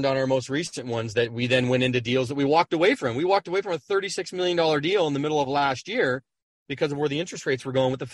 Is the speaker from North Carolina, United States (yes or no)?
no; San Diego, California, United States; born and raised in San Diego.